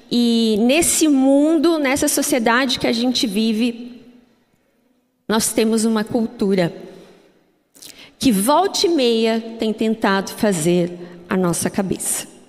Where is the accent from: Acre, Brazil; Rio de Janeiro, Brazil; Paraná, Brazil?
Paraná, Brazil; Curitiba; born there; Embora eu sou curitibana de nascença, eu não falo assim, não sei, acho que porque meus pais também são de outras regiões, então acabou que eu não, não, não tenho muito sotaque de curitibana.